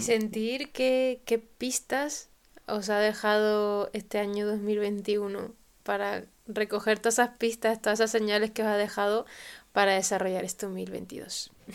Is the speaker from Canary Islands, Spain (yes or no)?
yes; Tenerife, Canary Islands, Spain; aquí en mi tierra, en Canarias, en Tenerife